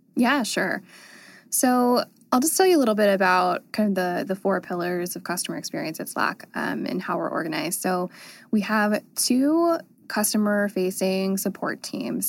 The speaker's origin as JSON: {"language": "English", "region": "North Carolina", "country": "United States", "tie": "born or raised there", "said": "I grew up in North Carolina, and there wasn't a lot to do."}